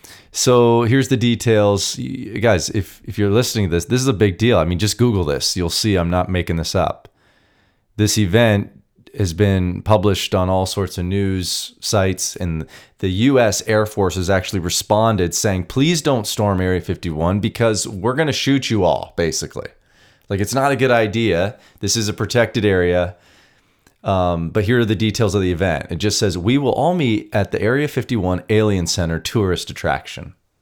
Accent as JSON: {"language": "English", "country": "Canada", "said": "Now, I'm Canadian, but my whole life I watched documentaries, read the articles, watched the YouTube videos."}